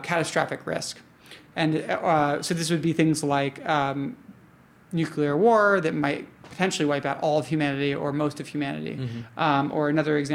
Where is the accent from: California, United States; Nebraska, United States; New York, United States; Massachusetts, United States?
New York, United States; I identify as a New Yorker because I've lived in New York almost my entire life